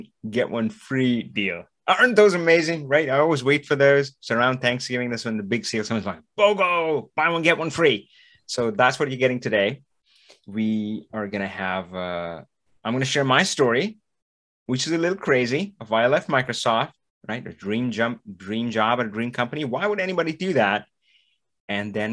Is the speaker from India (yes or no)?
yes; India; I'm from India.